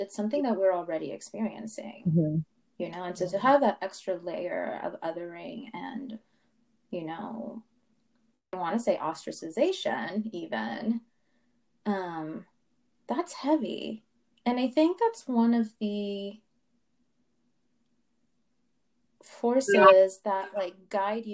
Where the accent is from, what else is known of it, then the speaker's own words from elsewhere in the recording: Los Angeles, California, United States; growing up in South Central and going, to the schools that I went